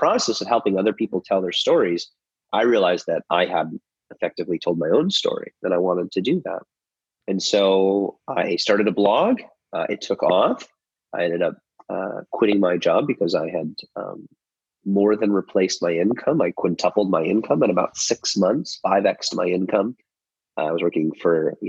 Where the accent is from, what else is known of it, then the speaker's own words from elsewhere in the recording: just outside of Chicago, Illinois, United States; moved away as an adult; now in Nashville, United States; I was born and raised in the United States in just outside of Chicago